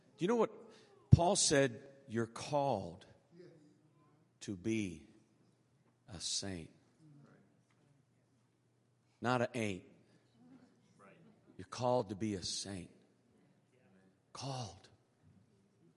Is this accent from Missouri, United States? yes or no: yes; Kansas City, Missouri, United States; moved away; I'm from Kansas City